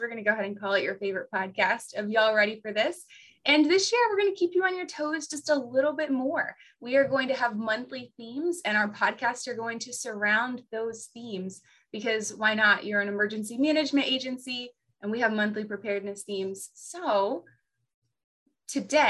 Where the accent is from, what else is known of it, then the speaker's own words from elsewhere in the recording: the South, United States; As a Southerner